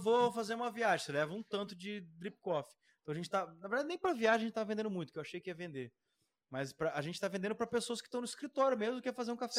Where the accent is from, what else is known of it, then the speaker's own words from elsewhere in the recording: Curitiba, Paraná, Brazil; A gente é caipira aqui